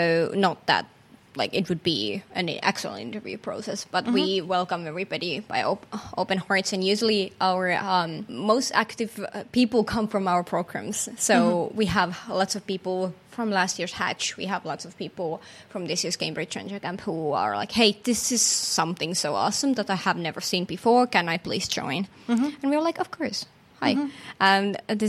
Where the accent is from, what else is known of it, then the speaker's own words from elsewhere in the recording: Finland; I'm not from Helsinki region originally, even though I'm a Finn